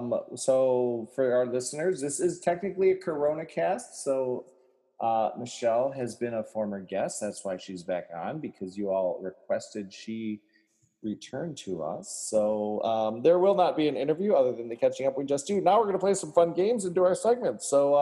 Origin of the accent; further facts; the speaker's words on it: Pennsylvania, United States; Surprise, y'all, my uncle is Joe Biden. I grew up in Pennsylvania.